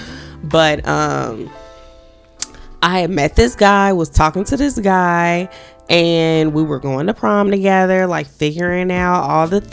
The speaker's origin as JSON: {"language": "English", "town": "Gary", "region": "Indiana", "country": "United States", "said": "I'm from Gary. We didn't have any money"}